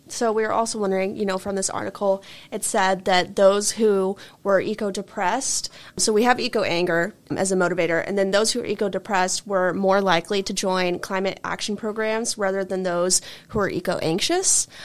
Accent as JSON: {"language": "English", "town": "Dallas", "region": "Texas", "country": "United States", "tie": "born or raised there", "moved": "yes", "said": "my hometown, you know, in Dallas"}